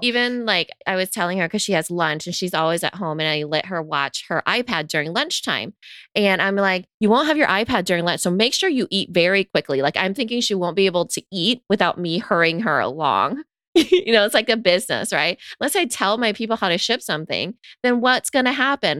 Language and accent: English; United States; growing up in America